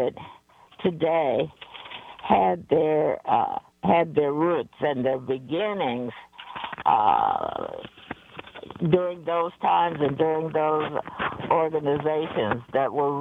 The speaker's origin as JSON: {"language": "English", "town": "Detroit", "region": "Michigan", "country": "United States", "also_born_or_lived": "Anchorage, Alaska", "moved": "yes", "said": "I am from Detroit"}